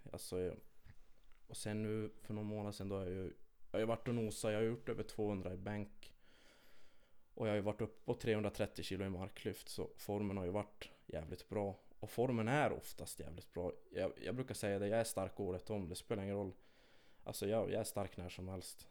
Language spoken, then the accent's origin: Swedish; Kiruna, Norrbotten County, Sweden; jag är född och uppvuxen här i Kiruna